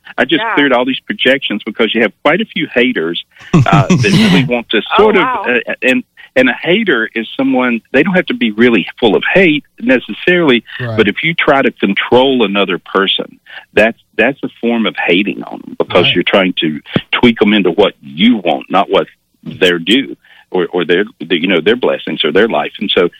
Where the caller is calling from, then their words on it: North Carolina, United States; Today, still North Carolina.